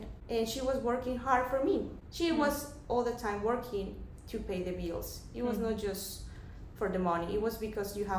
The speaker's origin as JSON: {"language": "English", "town": "Bogotá", "region": "Bogotá Capital District", "country": "Colombia", "tie": "born or raised there", "second_language": "English", "moved": "as an adult", "lives_now": "United States", "said": "I am from Bogota. Bogota is the capital of Colombia."}